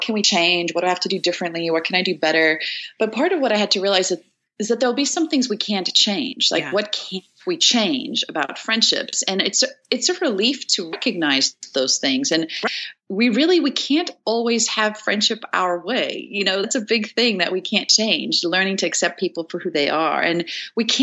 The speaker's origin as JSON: {"language": "English", "country": "South Africa", "said": "I'm from South Africa."}